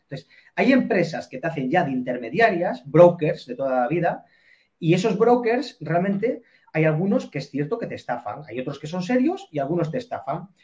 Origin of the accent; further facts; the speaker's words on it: Spain; nosotros como españoles